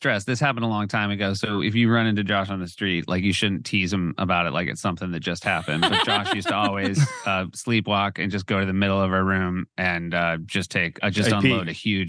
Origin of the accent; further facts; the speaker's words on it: New Hampshire, United States; our parents are still in the house we grew up in New Hampshire.